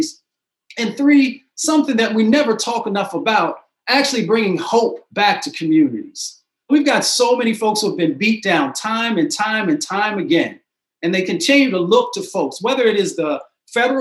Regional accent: Appalachia, United States; moved away; also born or lived in Michigan; I was raised in Appalachia and in Michigan.

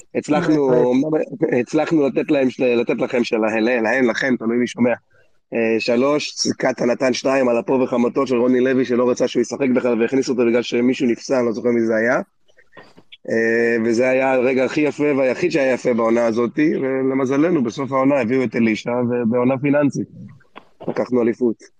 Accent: Holon, Tel Aviv District, Israel; moved away; כחולוני אני אומר

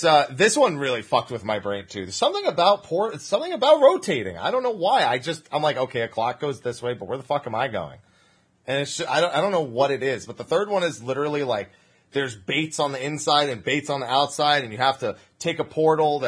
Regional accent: United States; I'm the only one from America

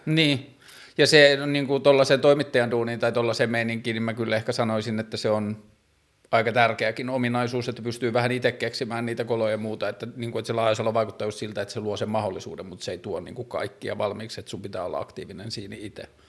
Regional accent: Tornio, Lapland, Finland; mä tulin pikkukaupungista Torniosta Pohjois-Suomesta

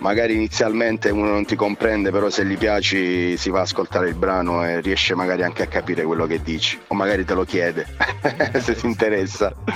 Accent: Bernalda, Basilicata, Italy; io sono di Bernalda, un paese in provincia di Matera

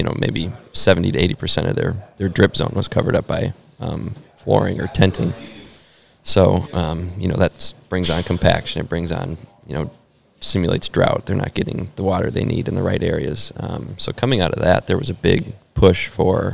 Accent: Lino Lakes, Minnesota, United States; moved away as an adult; now in Charlotte, United States; That's where I'm from.

